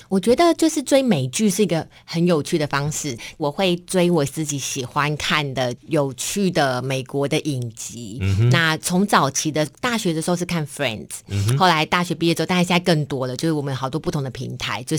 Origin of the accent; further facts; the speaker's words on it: Taipei, Taiwan; 我是土生土长的台湾人，嗯，台北人，在台北求学。我其实小学、国中、高中、大学都在台北市的界限范围内，哈，都没有都没有出过台北市。